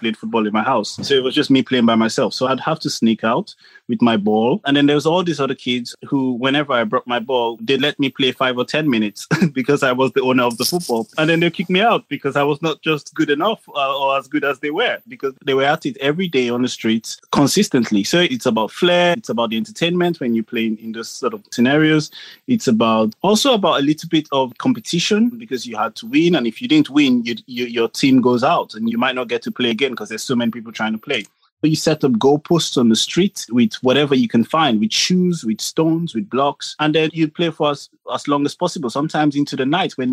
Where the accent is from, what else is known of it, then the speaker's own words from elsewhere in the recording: Nigeria; now in United Kingdom; I grew up in Nigeria and I played football on the streets in Nigeria. And now I live in the UK